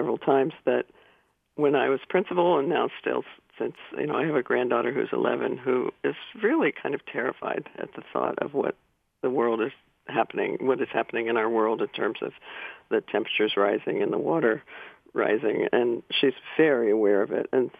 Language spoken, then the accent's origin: English; Yellow Springs, Ohio, United States; also born or lived in Rangoon, Myanmar; growing up in Yellow Springs